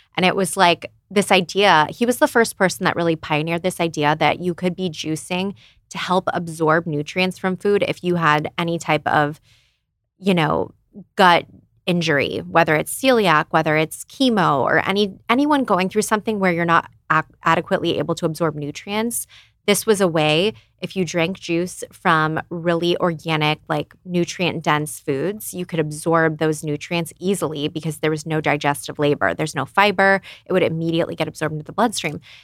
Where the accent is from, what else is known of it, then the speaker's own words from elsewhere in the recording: Phoenix, Arizona, United States; moved away as an adult; also born or lived in San Diego; I was from Phoenix originally, and then I moved to San Diego because I went to USD for law school.